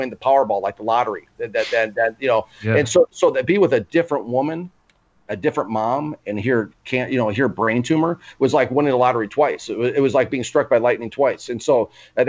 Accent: Minnesota, United States; moved away; also born or lived in New York; I'm originally from Minnesota

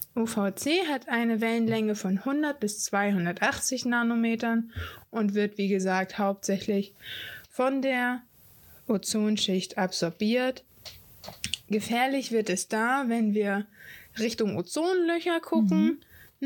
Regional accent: Hamburg, Germany; Ich bin ein Nordkind, ich bin ein Hamburger Dern

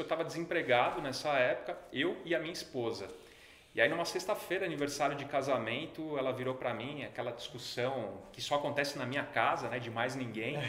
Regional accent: São Paulo, Brazil; eu sou um cara muito simples, de família classe média de São Paulo

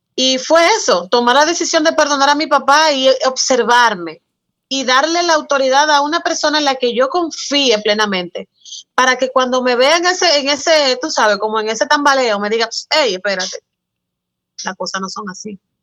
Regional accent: San Cristóbal, Dominican Republic; Yo nací en San Cristóbal, aquí en la República Dominicana

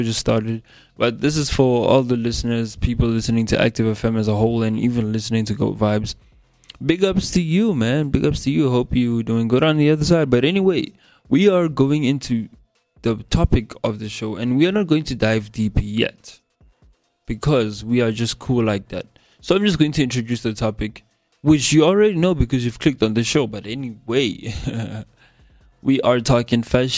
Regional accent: South Africa; accent: South African English; my normal accent, which is this one, the South African English accent

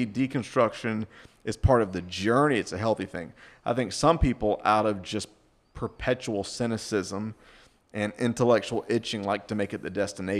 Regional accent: the South, United States; moved away; You know, I was raised in the South. I mean, you know, Jesus is a Republican kind, you know.

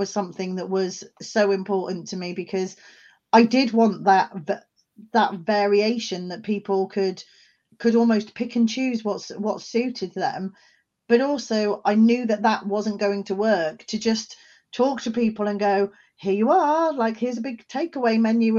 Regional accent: England, United Kingdom; also born or lived in Scotland; now in South Wales, United Kingdom; I'm not from South Wales originally, but I have also lived, I'm from England originally, and I've also lived in Scotland. So I've lived in many different areas around the UK.

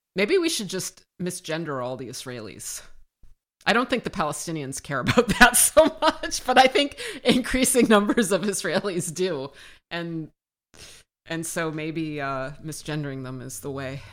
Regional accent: United States; born and raised in the United States

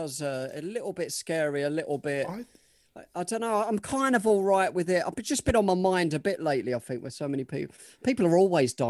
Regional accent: Melbourne, Victoria, Australia; I was born in Melbourne

